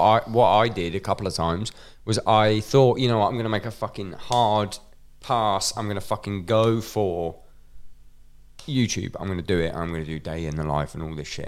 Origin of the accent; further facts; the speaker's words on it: Scotland, United Kingdom; me being Scottish